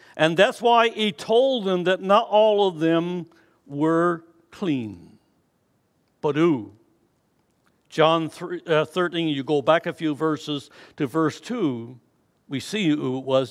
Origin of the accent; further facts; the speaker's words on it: Newfoundland and Labrador, Canada; moved away; growing up in Newfoundland